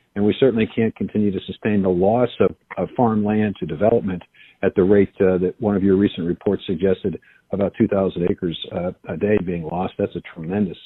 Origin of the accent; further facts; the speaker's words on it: Iowa, United States; I am the United States Secretary of Agriculture, but I am also from Iowa